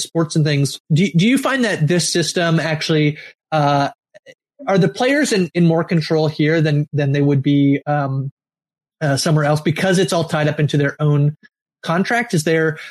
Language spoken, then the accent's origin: English; Canada; as a Canadian